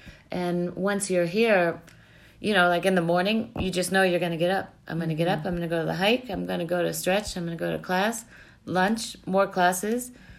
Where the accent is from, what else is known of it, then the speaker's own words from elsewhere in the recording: Massachusetts, United States; now in Chicago, United States; I'm from Chicago, although I'm originally from Massachusetts.